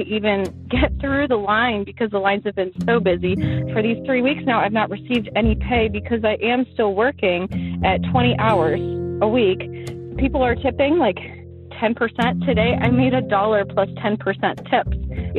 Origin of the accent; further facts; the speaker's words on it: Cincinnati, Ohio, United States; I'm from Cincinnati, Ohio